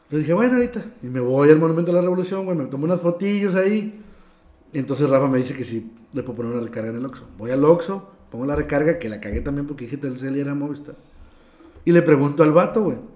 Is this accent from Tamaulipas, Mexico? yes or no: yes; Matamoros, Tamaulipas, Mexico; soy de Matamoros